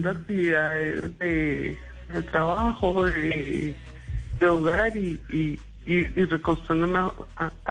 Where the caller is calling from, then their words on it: Acacías, Meta, Colombia; Desde Acacias Meta.